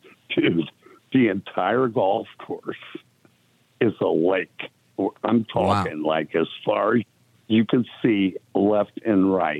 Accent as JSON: {"language": "English", "town": "Akron", "region": "Ohio", "country": "United States", "moved": "yes", "lives_now": "Fort Myers, United States", "said": "I was from Akron originally, and I moved to Galion, Ohio, where she lived."}